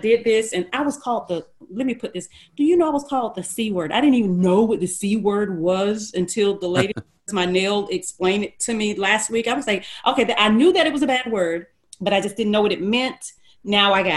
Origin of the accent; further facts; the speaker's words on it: Gordon, Alabama, United States; Where we lived, because I'm from Gordon, Alabama, which is a small town outside of Dothan, Alabama. And where we lived, I think they were still having KKK meetings when I was a little girl